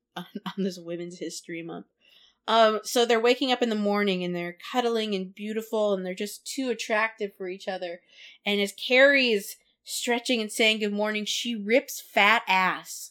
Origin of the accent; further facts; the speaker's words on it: California, United States; I come from California